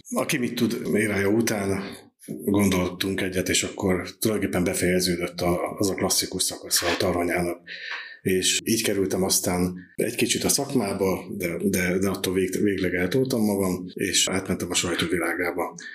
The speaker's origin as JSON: {"language": "Hungarian", "town": "Eger", "region": "Heves", "country": "Hungary", "tie": "born or raised there", "moved": "as an adult", "lives_now": "Zalaegerszeg, Hungary", "said": "egri születésű vagyok"}